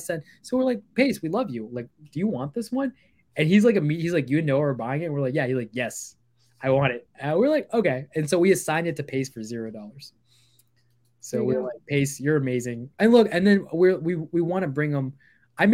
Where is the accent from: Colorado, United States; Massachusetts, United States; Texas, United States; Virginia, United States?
Virginia, United States; also born or lived in Bangladesh / Canada / Baltimore, Maryland; I come from the far eastern lands of Bangladesh. I immigrated here when I was I went to Canada like really young, and then we came here. We lived in Baltimore, Maryland, actually, when I was like four and a half. I grew up in Virginia